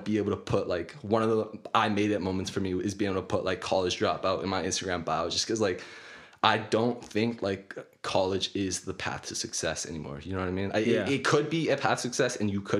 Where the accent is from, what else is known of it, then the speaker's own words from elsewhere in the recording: Kelowna, British Columbia, Canada; I'm from Kelowna, BC. I actually went to school here locally. I went to Rutland Senior Secondary